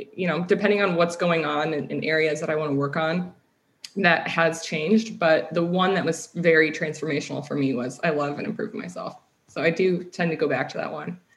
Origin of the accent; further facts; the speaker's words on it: Midwest, United States; moved away as an adult; also born or lived in London, Ontario, Canada / California; I moved to the states when I was young, and then just spent most of my life in the Midwest